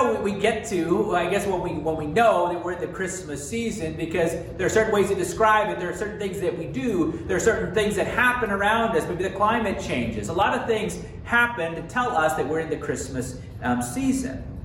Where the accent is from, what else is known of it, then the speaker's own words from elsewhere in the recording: Texas, United States; moved away; also born or lived in Montana; I'm originally from the South. And in Texas, we really didn't have winter